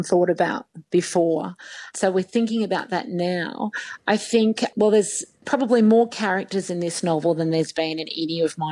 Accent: Sydney, New South Wales, Australia; now in Brisbane, Australia; I grew up in Sydney

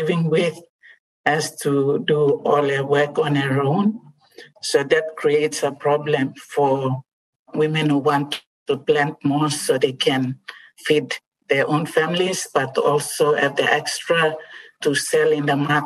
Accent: Western Highlands, Papua New Guinea; I come from the Western Highlands, where people grow a lot of cabbages, sweet potatoes, English potatoes

